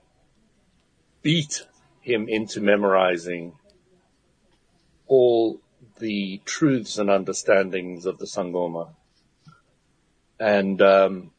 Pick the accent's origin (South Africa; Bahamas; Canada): South Africa; I was brought up in South Africa